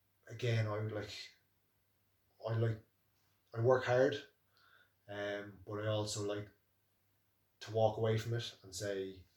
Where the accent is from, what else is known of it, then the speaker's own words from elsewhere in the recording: Naas, Leinster, Ireland; From Nace, my hometown